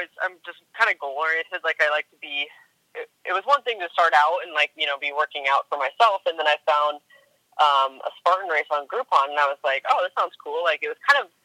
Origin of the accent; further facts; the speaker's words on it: Spokane, Washington, United States; moved away as an adult; also born or lived in New York; I'm from Spokane, Washington, born and raised there. And I'm currently living here as well.